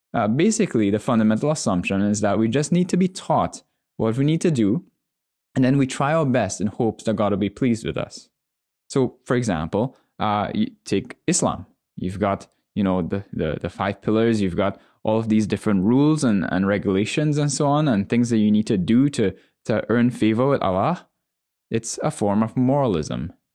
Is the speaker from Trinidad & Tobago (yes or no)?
yes; Trinidad & Tobago; I'm a Trinidadian